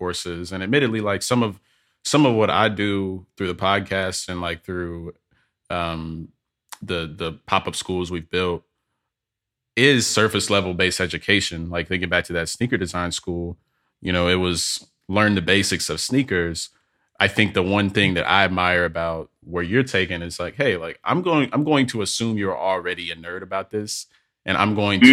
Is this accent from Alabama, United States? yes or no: yes; Birmingham, Alabama, United States; I'm from Birmingham, Alabama